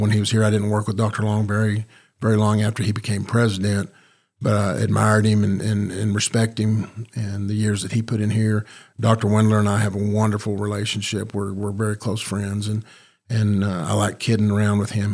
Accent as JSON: {"language": "English", "town": "Dumas", "region": "Texas", "country": "United States", "tie": "born or raised there", "said": "I grew up in Dumas, Texas"}